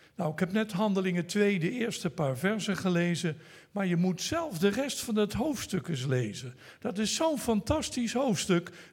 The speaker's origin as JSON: {"language": "Dutch", "country": "Netherlands", "first_language": "Dutch", "said": "ik ben een Nederlander, dus ik praat Nederlands"}